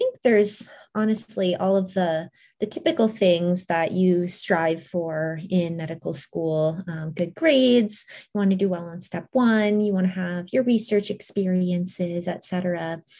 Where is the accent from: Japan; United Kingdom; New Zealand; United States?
United States; New Hampshire; moved away as an adult; now in Nashville, United States; I grew up in New Hampshire, and I'm currently finishing up my last year of medical school at Vanderbilt in Nashville, Tennessee.